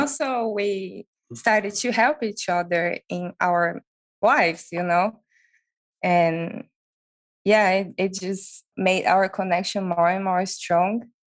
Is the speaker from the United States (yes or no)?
no; Brazil; moved away as an adult; also born or lived in Europe / Sydney, Australia; I'm from Brazil and I already had an experience in Europe